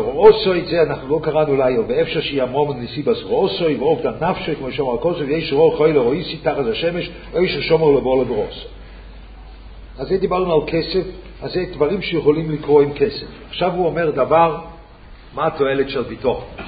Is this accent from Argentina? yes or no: no; Switzerland; Hebrew is a second language; אני שוויצרי